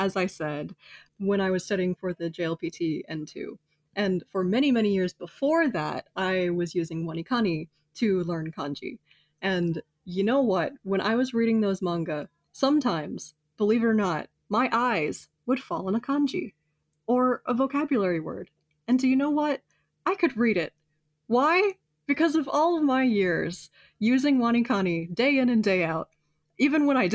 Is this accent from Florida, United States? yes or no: yes; Florida, United States; I'm from Florida